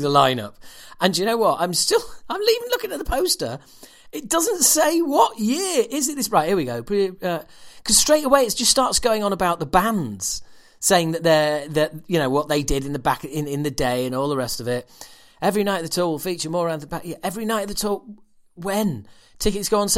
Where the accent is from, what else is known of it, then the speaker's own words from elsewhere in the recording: Yorkshire and the Humber, United Kingdom; I'm from Yorkshire